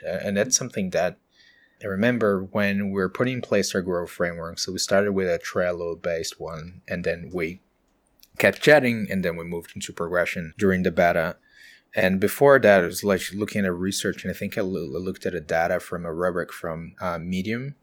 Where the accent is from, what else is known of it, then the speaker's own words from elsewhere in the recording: countryside of São Paulo, Brazil; moved away as an adult; now in Auckland, New Zealand; I'm from Brazil, so we're the, the city on the countryside of São Paulo